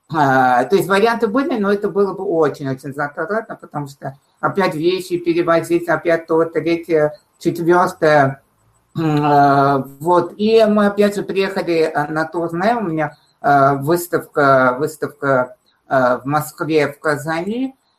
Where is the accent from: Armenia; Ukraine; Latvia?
Armenia; moved away as an adult; now in Russia; я уже не могу сказать, что я из солнечной Армении, а я из России